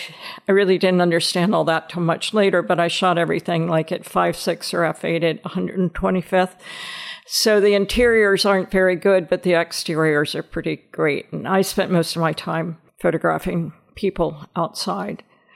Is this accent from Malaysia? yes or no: no; Nashville, Tennessee, United States; also born or lived in Long Island / Delaware; I was born on Long Island. We didn't stay there very long, only a couple of years. And then my father worked for DuPont. So we moved to Delaware. And we lived in Delaware for about 8 or 9 years. Then we moved to Nashville.